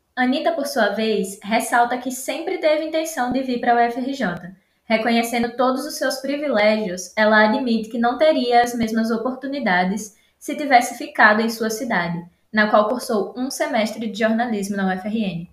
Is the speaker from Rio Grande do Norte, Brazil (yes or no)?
yes; Rio Grande do Norte, Brazil; now in Rio de Janeiro, Brazil; eu sou potiguar do Rio Grande do Norte.